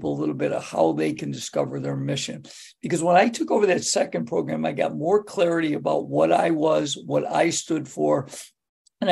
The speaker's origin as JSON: {"language": "English", "town": "Greece", "region": "New York", "country": "United States", "tie": "born or raised there", "said": "my hometown is Greece, New York, which is the largest suburb of Rochester. And I grew up in Greece"}